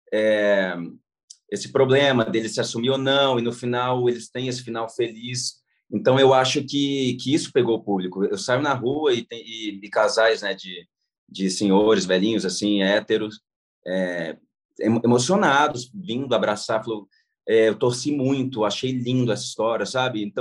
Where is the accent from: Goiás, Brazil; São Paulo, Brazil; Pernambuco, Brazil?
Goiás, Brazil; Eu falei, ué, mas vocês não me chamaram porque eu sou goiano?